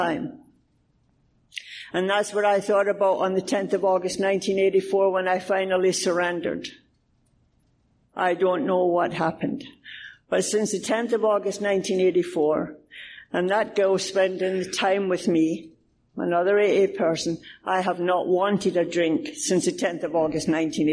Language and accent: English; Scotland, United Kingdom; moved away